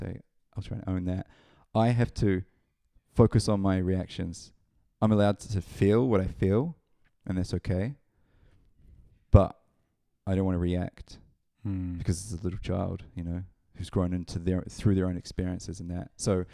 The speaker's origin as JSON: {"language": "English", "town": "Palmerston North", "region": "Manawatū-Whanganui", "country": "New Zealand", "tie": "born or raised there", "also_born_or_lived": "Auckland", "said": "Yeah, Palmerston North, New Zealand, 1984. Moved around a lot in New Zealand growing up, and settled in Auckland for a while, from age of 15 to 24"}